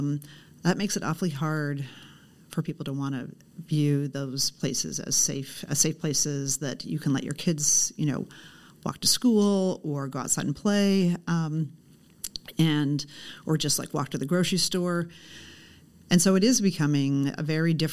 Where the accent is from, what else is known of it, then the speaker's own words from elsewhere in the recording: Portland, Oregon, United States; I grew up in Southeast Portland. I actually still live in the house I grew up